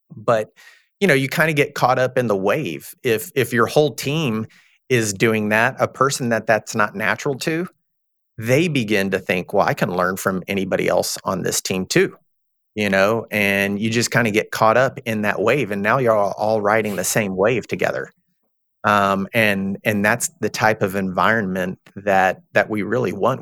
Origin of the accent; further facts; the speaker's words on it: Texas, United States; I'm from Texas. I'm, I'm a Southern guy